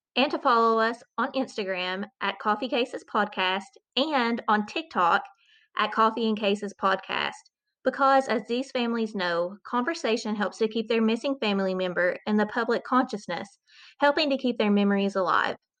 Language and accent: English; Eastern Kentucky, United States; Growing up in Eastern Kentucky meant that I heard a lot of stories about my aunts and uncles walking out of the holler